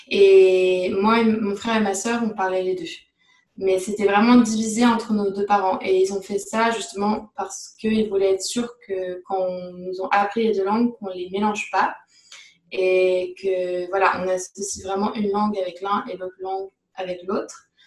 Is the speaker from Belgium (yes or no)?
no; Paris region, Île-de-France, France; moved away as an adult; also born or lived in England / London; now in Montreal, Canada; je suis née en Angleterre. Et euh, par contre, j'ai vécu toute mon enfance, donc de l'âge de, on va dire, 0 à 18 ans en France, dans la région parisienne. Après, à l'âge de 18 ans, je suis allée à, Londres pour faire mes études